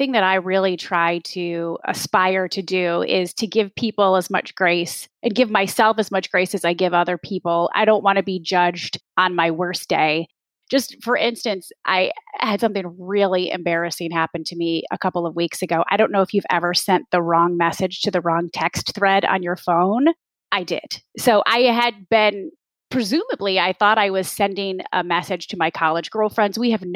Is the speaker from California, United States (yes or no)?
no; Jackson, Michigan, United States; I grew up in Jackson, Michigan, in the Midwest. I'm a Midwest kid.